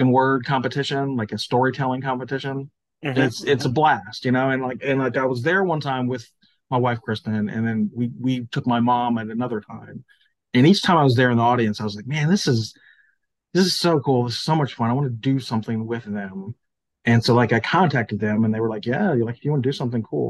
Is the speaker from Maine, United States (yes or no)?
no; Memphis, Tennessee, United States; now in Olive Branch, United States; I grew up in Memphis as a kid